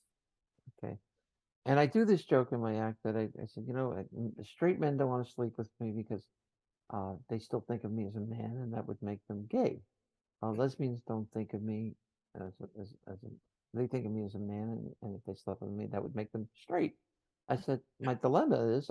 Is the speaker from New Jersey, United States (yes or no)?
yes; New Jersey, United States; I'm from Jersey